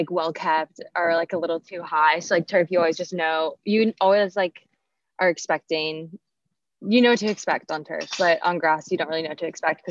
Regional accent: South Carolina, United States; we grew up in South Carolina

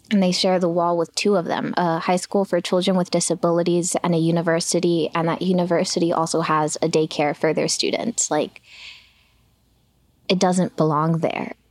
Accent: Los Angeles, California, United States; My neighborhood is made up of the most hardworking people you can imagine.

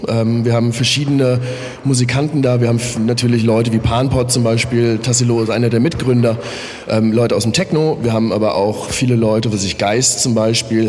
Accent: Offenbach, Hesse, Germany; moved away as an adult; now in Berlin, Germany; ich komme in der Nähe aus Frankfurt-Main, bin in Offenbach geboren

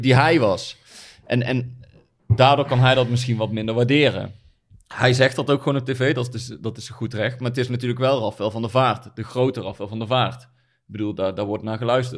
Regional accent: Netherlands; als Nederlanders

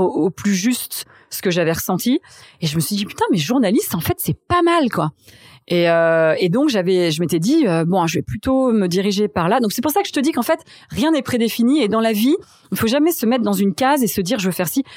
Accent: Reims, Grand Est, France; moved away as an adult; also born or lived in Strasbourg / Paris; donc j'ai grandi à Reims. Euh, on, habitait dans un petit village euh, dans la montagne de Reims qui s'appelait Chigny-les-Roses

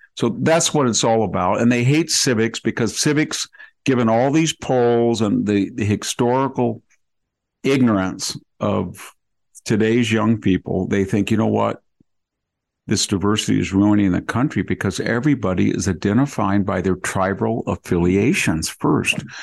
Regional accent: United States; born or raised there

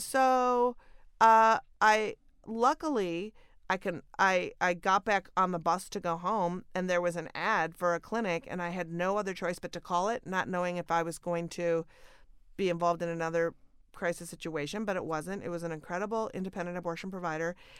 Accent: Minnesota, United States; moved away; born and raised in Minnesota

